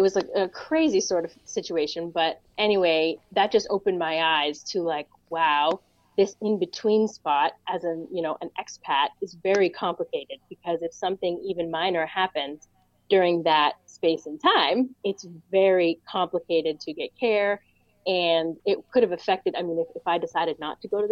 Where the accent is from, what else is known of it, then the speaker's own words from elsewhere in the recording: United States; moved away as an adult; also born or lived in Pittsburgh, Pennsylvania / Boston, Massachusetts; now in Windsor, Canada; I grew up Pittsburgh and Boston, kind of half and half.